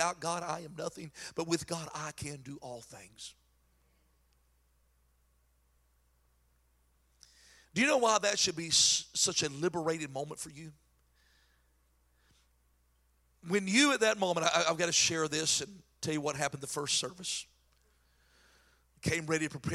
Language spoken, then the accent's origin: English; North Carolina, United States; accent: crazy country accent; I'm from North Carolina with a crazy country accent